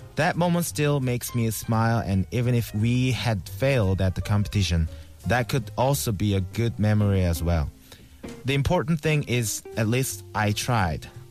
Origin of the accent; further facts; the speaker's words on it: South Korea; English is a second language; now in Seoul, South Korea; my hometown is really far from here, like very Shigor, and it's really hard to get there